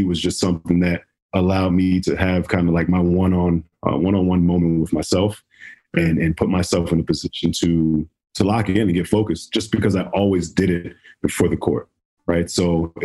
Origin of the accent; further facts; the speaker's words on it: Hillside, New Jersey, United States; Hillside. So that's North Jersey